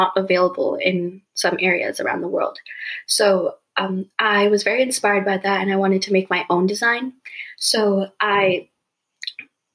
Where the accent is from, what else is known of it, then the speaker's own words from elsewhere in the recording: Bay Area, California, United States; also born or lived in Idaho / Bangalore, India; they moved here after they got married to Idaho, and that's where I was born. And 3 years after that, I moved to California. And for third and fourth grade, I actually moved to Bangalore